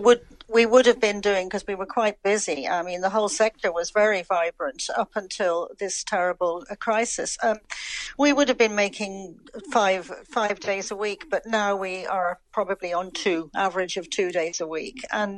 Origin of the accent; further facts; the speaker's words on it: London, United Kingdom; moved away as an adult; now in Ireland; I know my accent has never changed overall. I'm living in Ireland now for probably the best part of almost 50 years.